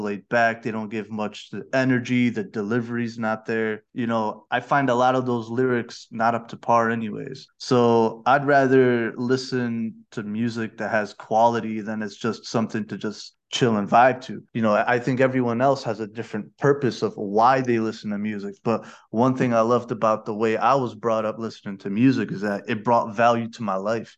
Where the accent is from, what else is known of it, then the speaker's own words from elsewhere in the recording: Rochester, New York, United States; now in Malaysia; my hometown of Rochester, New York